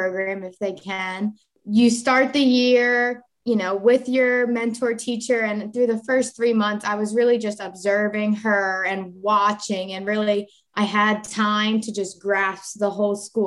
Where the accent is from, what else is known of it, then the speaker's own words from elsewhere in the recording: Sussex County, Delaware, United States; I'm Sussex County born and raised, and I love it here